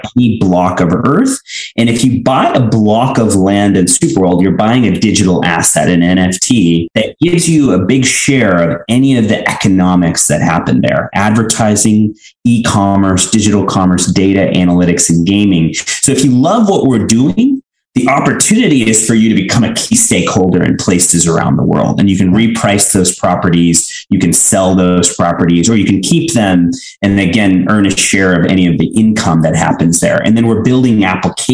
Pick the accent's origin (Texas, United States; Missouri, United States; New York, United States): Texas, United States; Houston; moved away as an adult; also born or lived in Mumbai, India / Illinois / Madrid / Paris; I was born in India, I was born in Mumbai, and I grew up in Houston.